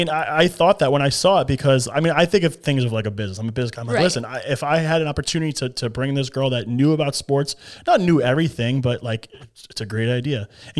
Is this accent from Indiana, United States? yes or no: no; New York, United States; moved away as an adult; now in Florida, United States; No, I've been here. I moved here in 2009 from New York.